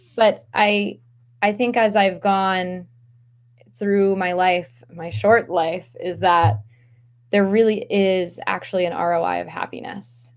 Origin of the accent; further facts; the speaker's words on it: Maryland, United States; now in Philadelphia, United States; I grew up in Maryland, just just below the Mason Dixon line